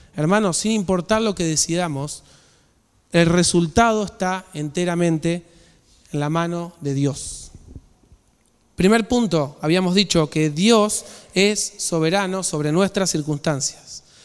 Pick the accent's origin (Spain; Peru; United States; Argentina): Argentina; nosotros como nación, Argentina